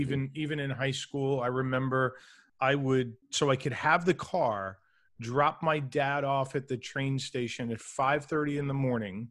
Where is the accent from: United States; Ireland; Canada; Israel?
United States; New York City, New York; I grew up in New York City